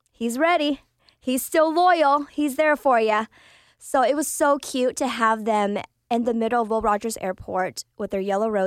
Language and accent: English; Vietnam; Okay, so um, I am a refugee from Vietnam. So I was born in Vietnam, and my parents, this was their second marriage.